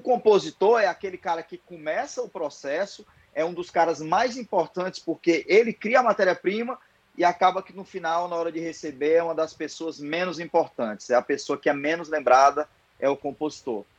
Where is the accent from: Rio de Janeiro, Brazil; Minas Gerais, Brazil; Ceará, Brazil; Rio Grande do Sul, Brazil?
Ceará, Brazil